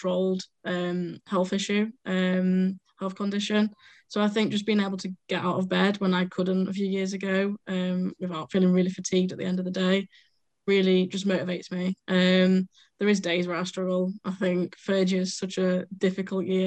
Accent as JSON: {"language": "English", "town": "Sheffield", "region": "Yorkshire and the Humber", "country": "United Kingdom", "tie": "born or raised there", "said": "I'm from Sheffield. I've lived in Sheffield all my life."}